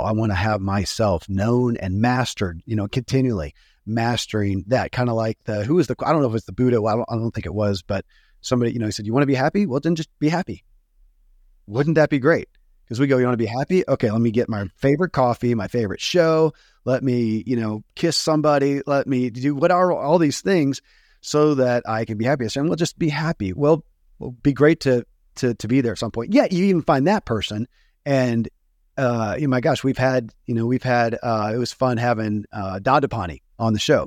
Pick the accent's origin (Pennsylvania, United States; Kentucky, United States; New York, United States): Kentucky, United States; born or raised there